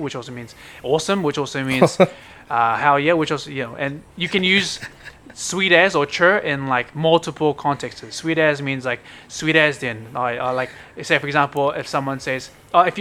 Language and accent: English; New Zealand; now in Brisbane, Australia; I grew up and lived in New Zealand.